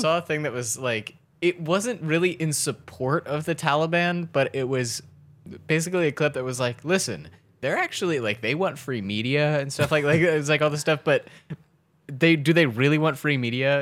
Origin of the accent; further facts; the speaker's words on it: Baltimore, Maryland, United States; we're from Baltimore